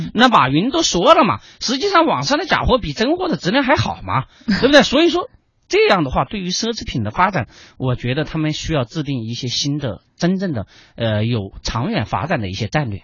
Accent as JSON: {"language": "Chinese", "country": "China", "said": "我们中国人有一个消费习惯"}